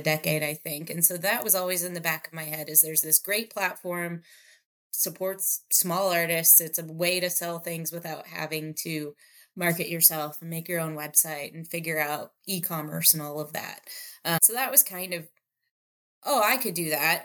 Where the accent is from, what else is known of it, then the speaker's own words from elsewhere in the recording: Indiana, United States; moved away as an adult; also born or lived in Chicago; now in Phoenix, United States; I am originally from the cornfields of Indiana